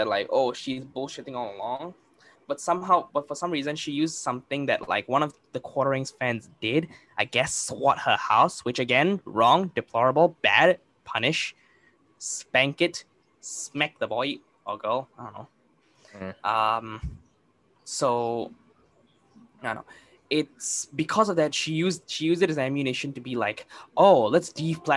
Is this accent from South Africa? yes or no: no; Singapore; I'm Indian. Hamza's Malay. We live in Singapore, which is Asia.